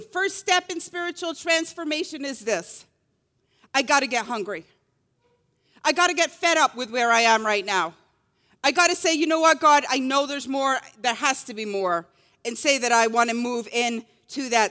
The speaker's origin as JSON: {"language": "English", "region": "Scotland", "country": "United Kingdom", "tie": "born or raised there", "said": "growing up in Scotland"}